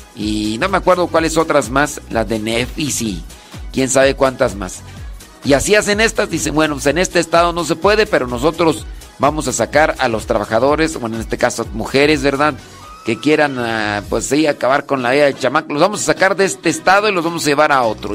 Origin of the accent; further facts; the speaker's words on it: Acámbaro, Guanajuato, Mexico; soy de un rancho que se llama Los Órganos.